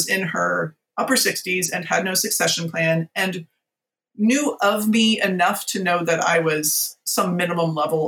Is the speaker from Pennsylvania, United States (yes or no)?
no; Virginia, United States; moved away as an adult; also born or lived in San Francisco; we ended up moving back to my home state of Virginia